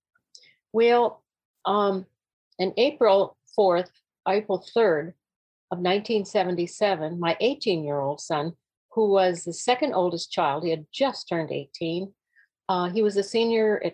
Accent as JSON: {"language": "English", "region": "North Dakota", "country": "United States", "tie": "born or raised there", "said": "We were born and raised in North Dakota, my husband and I both"}